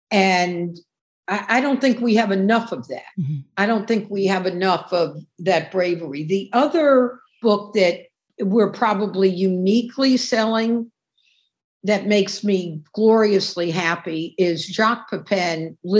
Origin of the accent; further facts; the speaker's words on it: New York City, New York, United States; And as a New Yorker, you know, you see where there was like this huge farm in what's now Times Square